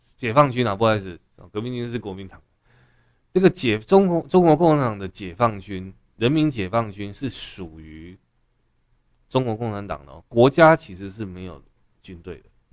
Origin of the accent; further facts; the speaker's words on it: Taiwan; 我们台湾人